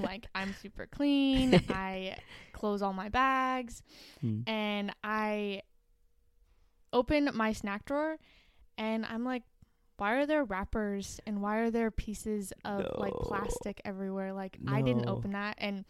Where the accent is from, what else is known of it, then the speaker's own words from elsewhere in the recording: Placerville, California, United States; Placerville, yeah.